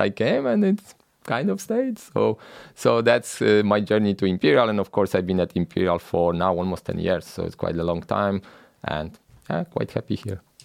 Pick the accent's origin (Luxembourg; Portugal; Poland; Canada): Poland; moved away as an adult; I grew up in Poland